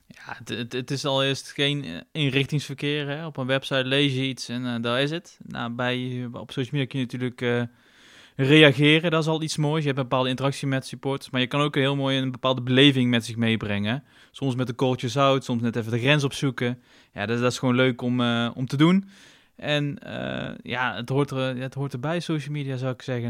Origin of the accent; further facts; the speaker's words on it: Tilburg, North Brabant, Netherlands; ik kom uit Tilburg, dus ik heb ook veel vrienden uit Tilburg